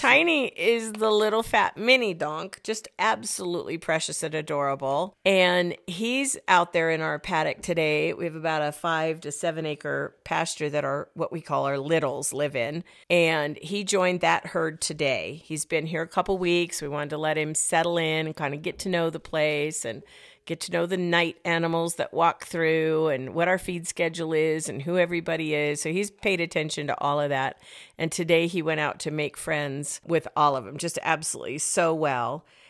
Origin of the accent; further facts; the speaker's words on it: United States; I'm an American.